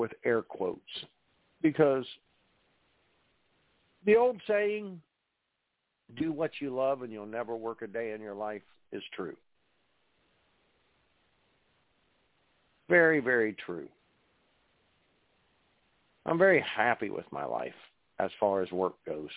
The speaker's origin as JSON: {"language": "English", "town": "Parkersburg", "region": "West Virginia", "country": "United States", "tie": "born or raised there", "said": "I grew up in Parkersburg, West Virginia."}